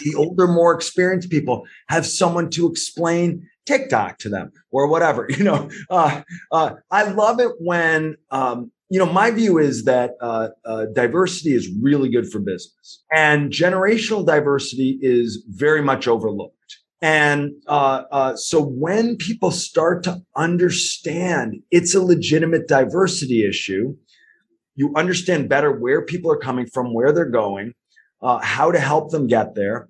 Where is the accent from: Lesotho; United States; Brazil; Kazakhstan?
United States; also born or lived in New Haven, Connecticut / Ireland; how much of an American I am